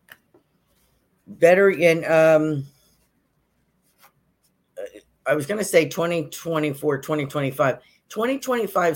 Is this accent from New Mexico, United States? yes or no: no; Yonkers, New York, United States; now in Sarasota, United States; I was born in Yonkers, which is outside of New York City